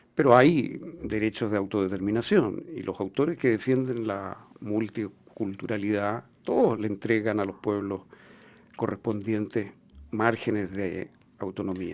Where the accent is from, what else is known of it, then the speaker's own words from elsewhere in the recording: Chile; Todos somos chilenos